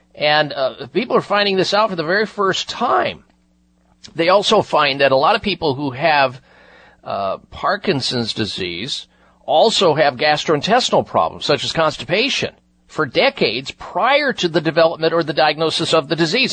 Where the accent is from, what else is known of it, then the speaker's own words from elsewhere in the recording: Midwest, United States; moved away; I grew up in the Midwest